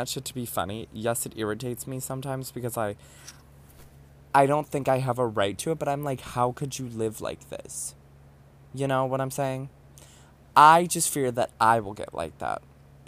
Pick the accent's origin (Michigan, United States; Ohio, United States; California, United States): Ohio, United States; moved away as an adult; now in New York City, United States; After moving out of my household in Ohio